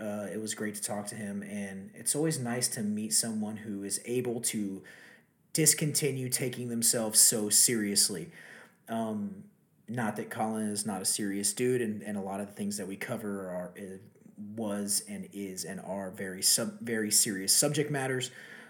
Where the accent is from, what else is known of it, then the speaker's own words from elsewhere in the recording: Texas, United States; from my home state of Texas, the great city of Houston